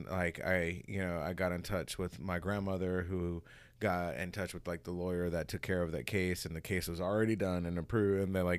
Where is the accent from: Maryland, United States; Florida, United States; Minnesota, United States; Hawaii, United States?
Hawaii, United States; I'm coming from Hawaii too, so I didn't know like all this underlying bullshit.